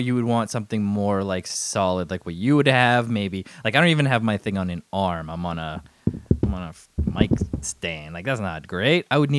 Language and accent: English; Canada; accent: Canadian; also born or lived in United Kingdom; I can barely keep track of my Canadian accent.